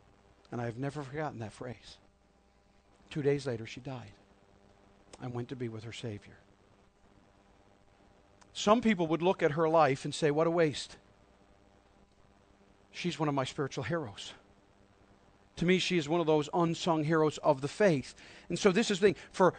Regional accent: Harbour Grace, Newfoundland and Labrador, Canada; moved away; also born or lived in Nova Scotia; one of them was a dear saint that I grew up with in Harbor Grace.

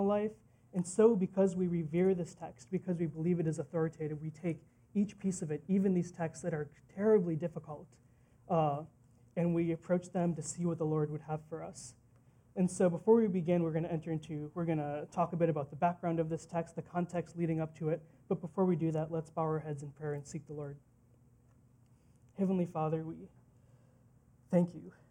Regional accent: Green Bay, Wisconsin, United States; also born or lived in New Delhi, India; I was raised in the Midwest in Green Bay, Wisconsin

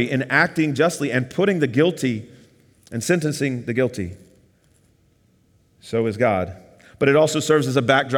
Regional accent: the South, United States; now in Miami, United States; I'm from the South

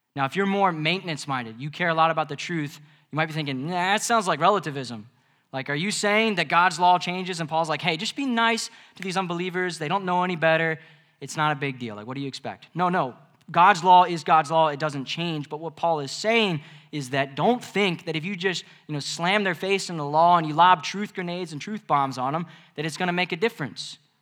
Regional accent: Mid-Atlantic, United States; I'm from the Mid-Atlantic.

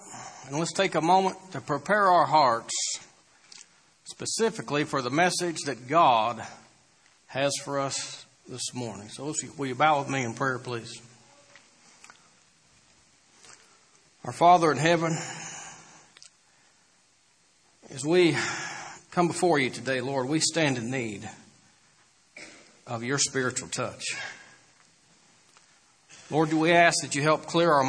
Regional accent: Bellrive, Illinois, United States; also born or lived in Mount Vernon, Illinois; I grew up in Belrive, Illinois, and around Mount Vernon

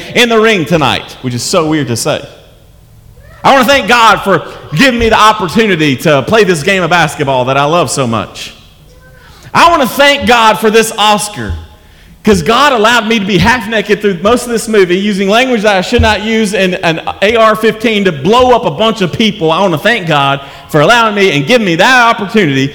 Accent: United States; As an American

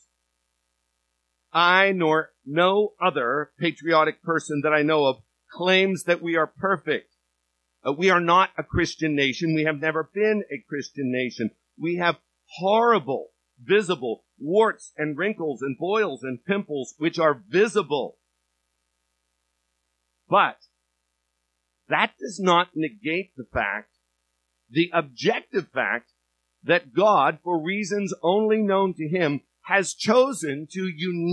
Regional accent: United States; being American and loving America

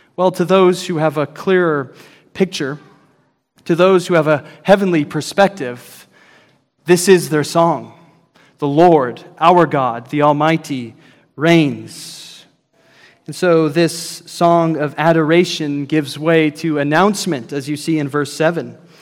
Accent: Idaho, United States; now in Texas, United States; growing up in Idaho

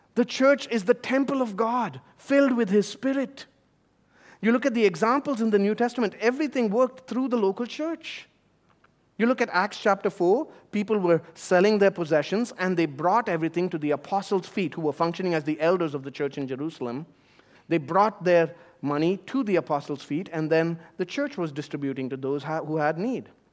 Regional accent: India; moved away; my home country of India

